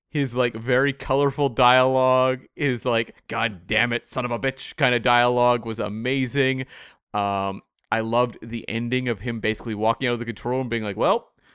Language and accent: English; Bowen Island, British Columbia, Canada; which is, of course, in my hometown of, it's Bowen Island, which is about an hour away from where I am now.